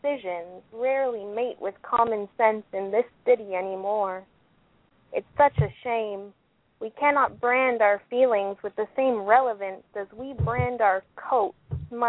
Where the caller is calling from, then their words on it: Ottawa, Ontario, Canada; I'm from Ottawa, Canada.